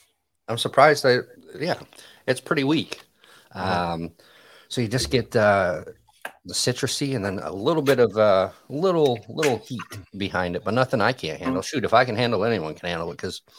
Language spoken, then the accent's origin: English; Michigan, United States; born or raised there; moved away